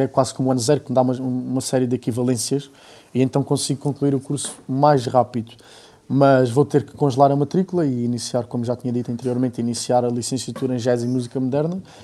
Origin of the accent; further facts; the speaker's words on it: Alentejo, Portugal; accent: Alentejano; não tenho um alentejano muito carregado na maneira de falar, mas nota-se, é, é, evidente que se nota